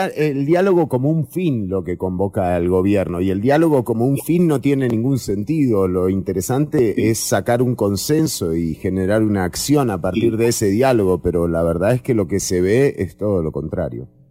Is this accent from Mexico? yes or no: no; Costa Rica; como sociedad costarricense